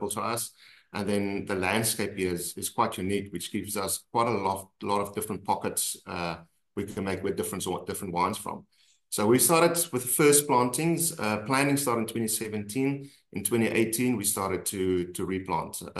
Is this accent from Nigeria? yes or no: no; South Africa; we're South African